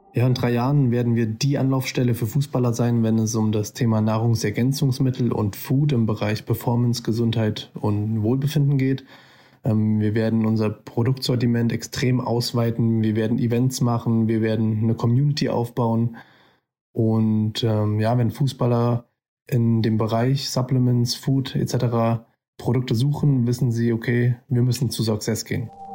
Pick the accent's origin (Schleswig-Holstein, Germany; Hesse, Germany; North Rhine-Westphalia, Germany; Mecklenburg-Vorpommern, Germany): Hesse, Germany; Fulda; kommen beide aus Fulda und sind fast schon unser halbes Leben lang befreundet.